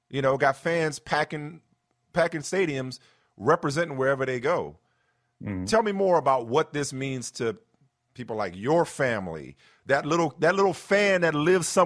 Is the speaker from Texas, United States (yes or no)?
no; New Orleans, Louisiana, United States; Even as a New Orleanian